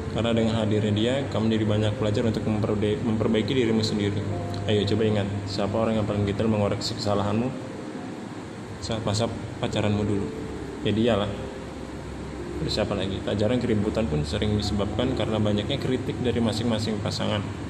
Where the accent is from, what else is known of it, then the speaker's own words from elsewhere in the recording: Samarinda, East Kalimantan, Indonesia; Asal dari Kota Samarinda